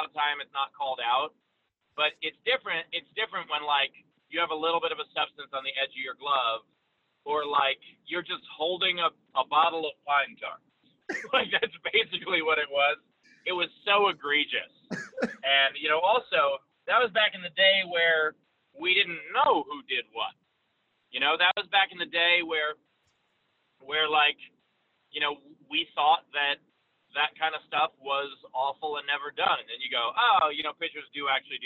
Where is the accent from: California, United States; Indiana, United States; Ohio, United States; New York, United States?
New York, United States; I'm a New Yorker